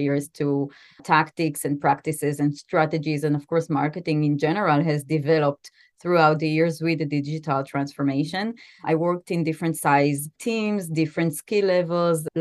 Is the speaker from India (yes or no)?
no; Israel; also born or lived in New York City, United States; I was born and raised mostly in Israel. I spent my high school years actually in New York